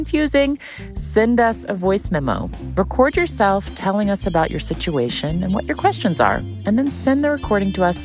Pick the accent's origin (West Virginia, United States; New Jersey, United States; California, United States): West Virginia, United States; growing up in West Virginia